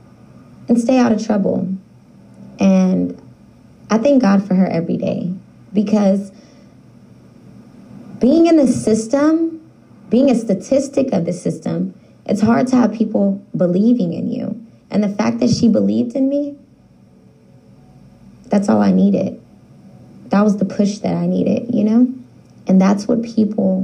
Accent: Sacramento, California, United States; I am, in fact, from the heart of the city, downtown to be exact

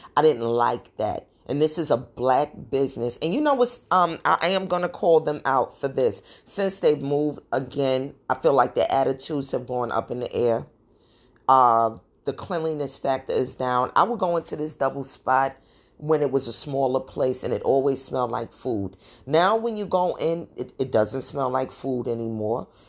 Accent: New York City, New York, United States; I'm not from the Caribbean, but I grew up in Brooklyn

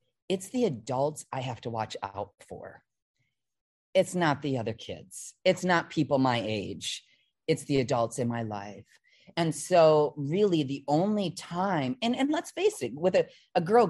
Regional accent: Midwest, United States; I was from the Midwest

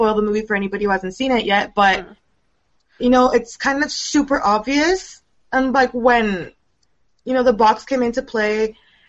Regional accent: California, United States; I'm from California, and I'm a writer for 7thPage.com

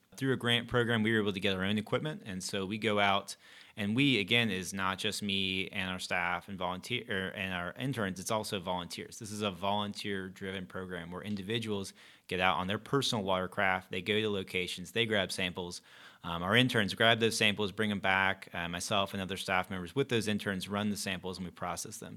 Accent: Gastonia, North Carolina, United States; moved away as an adult; also born or lived in Chapel Hill, North Carolina; now in Charlotte, United States; I grew up in Gastonia

